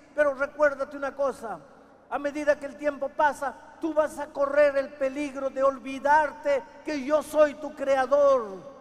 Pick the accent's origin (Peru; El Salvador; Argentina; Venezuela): Peru; la tierra en mi país empezó a temblar